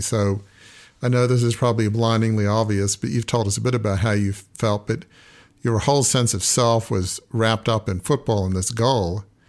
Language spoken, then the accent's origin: English; Australia; I grew up in Australia